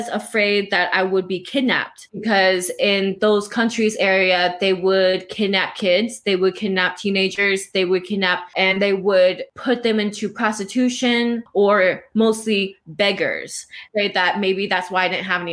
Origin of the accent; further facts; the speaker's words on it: Los Angeles, California, United States; also born or lived in Bangkok, Thailand; I'm from the West Coast. West Coast is like my home and everything. I grew up here.